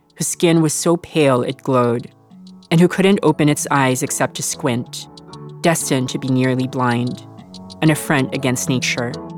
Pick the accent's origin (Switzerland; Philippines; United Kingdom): Philippines; accent: mid Filipino American; now in United States; I grew up in the Philippines